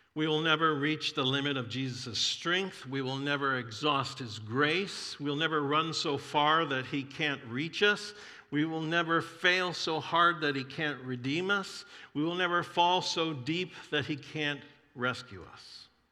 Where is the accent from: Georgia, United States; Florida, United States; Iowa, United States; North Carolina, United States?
Florida, United States; I grew up in Florida